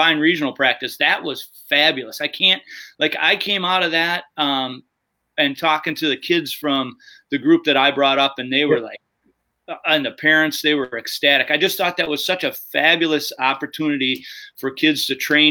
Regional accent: Madison, Wisconsin, United States; I grew up in Madison on the west side, and I played for I played youth hockey for Westmoreland

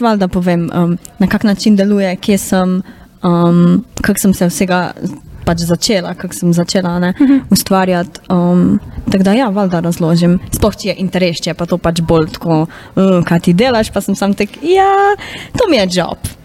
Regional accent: Carinthia, Koroška, Slovenia; accent: Carinthian (koroščina); bila koroščina pač nek moj insecurity

